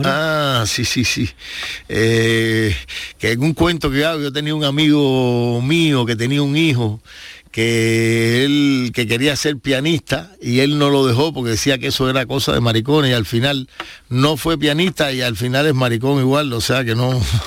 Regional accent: Cuba; como los cubanos somos posibles inmigrantes

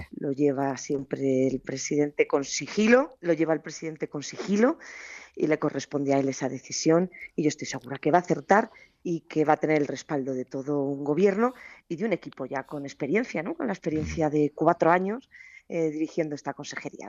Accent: Granada, Andalusia, Spain; hacerlo en mi tierra, hacerlo en Granada

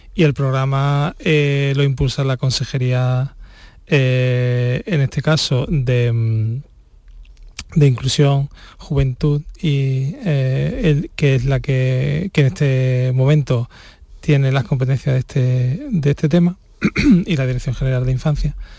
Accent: Spain

